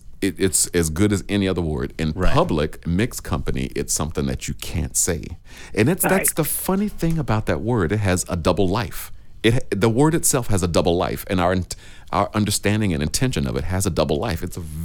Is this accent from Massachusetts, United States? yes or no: no; South Florida, United States; accent: country; growing up in South Florida at the time, it was much more country down here. So we would say the words with with a much more country accent.